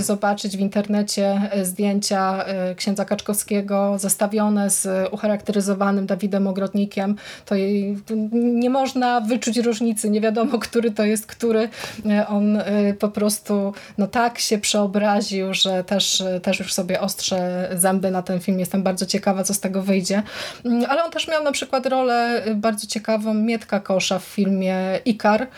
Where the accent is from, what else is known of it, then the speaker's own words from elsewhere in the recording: Wągrowiec, Greater Poland, Poland; z Wągrowca, czyli z mojej, z mojej rodzinnej miejscowości